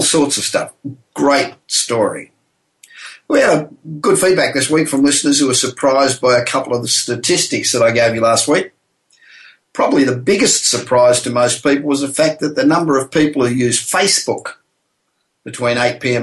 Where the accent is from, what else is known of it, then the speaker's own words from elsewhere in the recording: Los Angeles, California, United States; I'm actually broadcasting from my hometown of Los Angeles